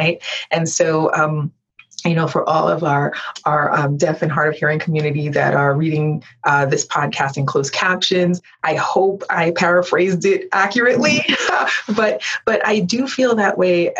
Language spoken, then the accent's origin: English; United States; I was born here in America